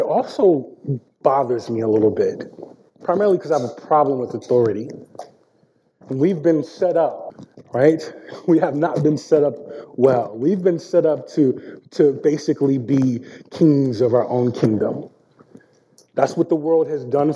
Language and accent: English; Washington, District of Columbia, United States; also born or lived in Oxon Hill, Maryland; I grew up in South D.C. and raised by a single mom.